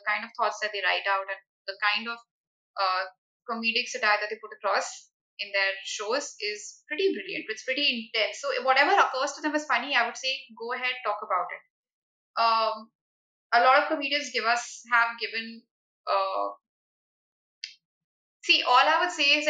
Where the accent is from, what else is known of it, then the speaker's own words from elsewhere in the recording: Uttar Pradesh, India; I'm from Uttar Pradesh